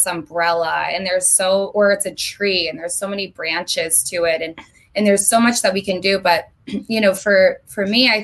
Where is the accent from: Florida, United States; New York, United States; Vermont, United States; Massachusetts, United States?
Vermont, United States; moved away as an adult; now in Los Angeles, United States; I'm from Vermont. I don't know if we touched on that, but I lived in Vermont my entire life up until 3 months ago when I moved to LA on April 1st